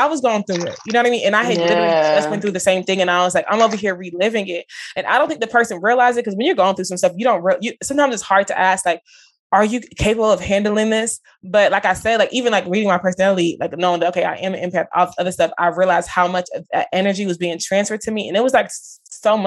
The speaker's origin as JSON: {"language": "English", "town": "Dallas", "region": "Texas", "country": "United States", "tie": "born or raised there", "said": "I'm born and raised in Dallas"}